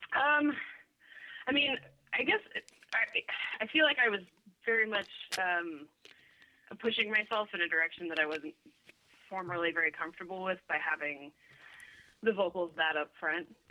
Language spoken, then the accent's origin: English; Sacramento, California, United States; moved away as an adult; also born or lived in Los Angeles; now in Portland, United States; I grew up in Sacramento, which is uh, Northern California